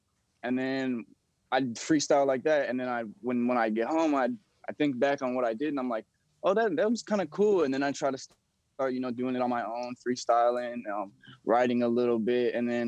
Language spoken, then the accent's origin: English; Texas, United States; also born or lived in Louisiana; That's actually my real name. I grew up in Texas and Louisiana. I moved around a lot as a little kid.